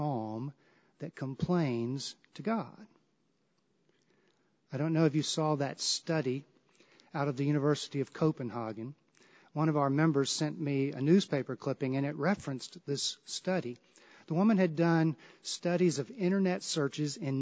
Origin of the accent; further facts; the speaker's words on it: the South, United States; I grew up in the South